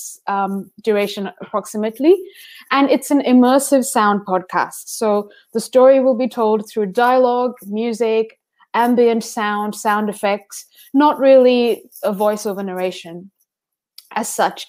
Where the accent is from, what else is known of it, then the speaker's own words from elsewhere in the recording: India; now in Melbourne, Australia; being an Indian immigrant in Melbourne